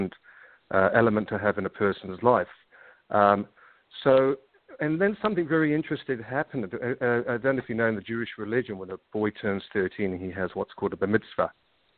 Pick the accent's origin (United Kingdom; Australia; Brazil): United Kingdom; London; accent: slight English accent; moved away as an adult; also born or lived in Israel; now in New Zealand; I'm originally from London. And as it says in the bio, yes, I had a very interesting upbringing